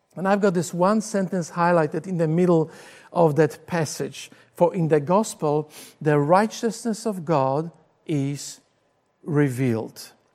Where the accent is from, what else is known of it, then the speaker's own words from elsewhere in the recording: Poland; English is a second language; moved away as an adult; now in Australia; I grew up in Poland until the age of twenty-two. I came to Australia in nineteen eighty-six. This is when I learned to speak English